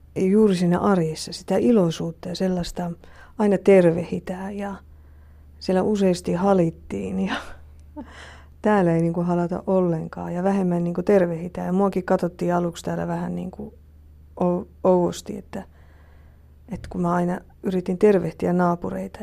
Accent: Finland; moved away; also born or lived in Sweden; me oltiin niin kuin niitä suomalaisia siellä sitten

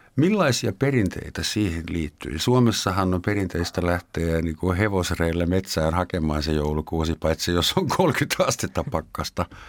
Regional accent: Germany; Finnish is a second language; now in Finland; sekä Gaavi ja minä olemme äh, kotoisin edesmenneestä valtiosta, jonka nimi oli Länsi-Saksa

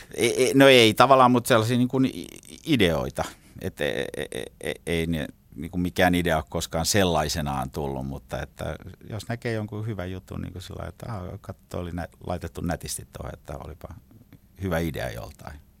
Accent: Finland; also born or lived in Regensburg, Germany; now in Helsinki, Finland; mä oon Suomesta

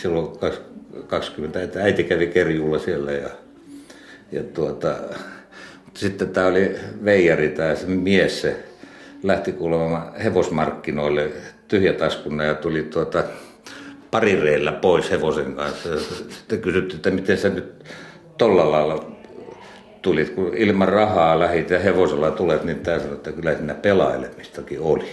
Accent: Jämsänkoski, Central Finland, Finland; meillä Jämsänkoskelaisilla ja Mänttäläisillä

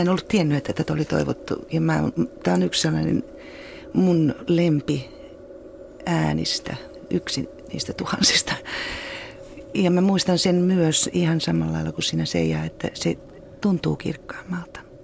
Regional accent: Ostrobothnia, Finland; mä oon itse Pohjanmaalta

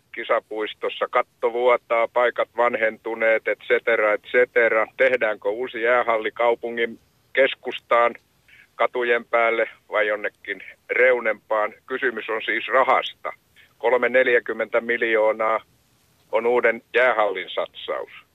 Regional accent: Hämeenlinna, Kanta-Häme, Finland; now in Lappeenranta, Finland; Mä olen Hämeenlinnasta kotoisin, niin kuin vähän ehkä murteestakin kuuluu

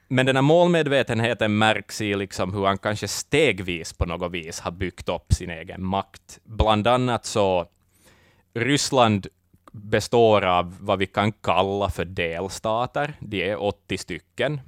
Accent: Finland; oss som finländare

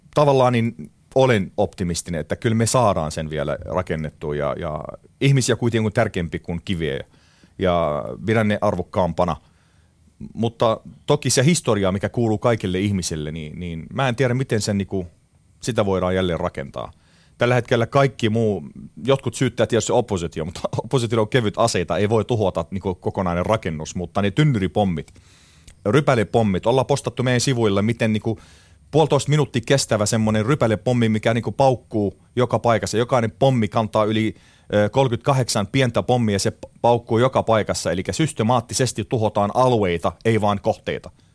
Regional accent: Aleppo, Aleppo Governorate, Syria; Finnish is a second language; now in Finland; minä tietysti Aleposta kotoisin

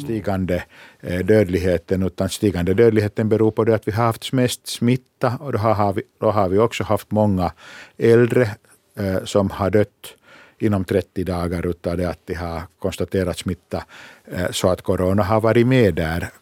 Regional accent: Finland; vi i Finland

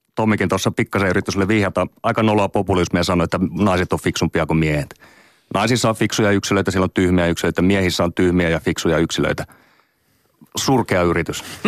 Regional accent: Oulu, North Ostrobothnia, Finland; mä oon Oulusta kotoisin

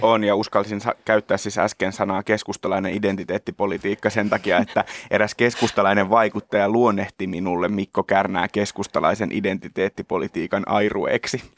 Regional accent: Kerava, Uusimaa, Finland; olen siis Keravalta kotoisin

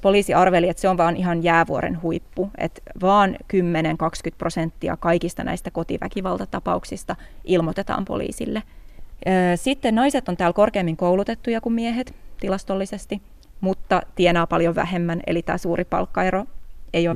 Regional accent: Helsinki, Uusimaa, Finland; moved away as an adult; now in Tallinn, Estonia; mä oon Helsingistä kotosi

